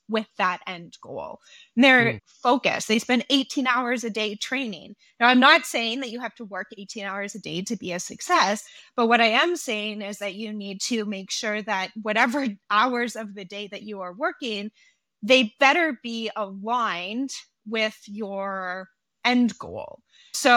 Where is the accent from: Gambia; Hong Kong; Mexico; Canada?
Canada; I'm Canadian